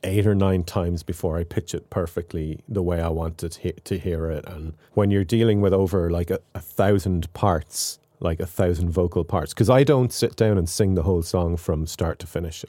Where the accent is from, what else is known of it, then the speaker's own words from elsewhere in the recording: Ireland; accent: Irish; also born or lived in Waterford; my own accent, my Irish accent